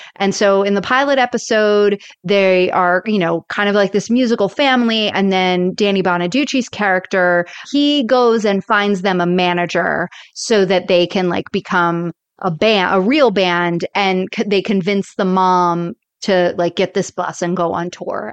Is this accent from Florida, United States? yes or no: yes; Florida, United States; I grew up in Florida